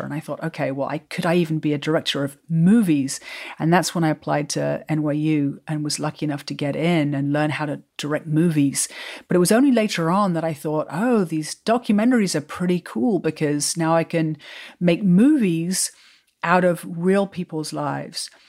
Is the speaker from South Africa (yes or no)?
no; England, United Kingdom; moved away as an adult; also born or lived in New York; now in California, United States; I grew up in England